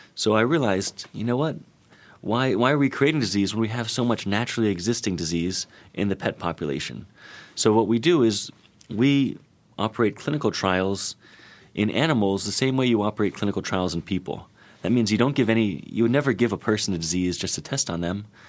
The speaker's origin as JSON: {"language": "English", "region": "Florida", "country": "United States", "said": "I'm from Florida"}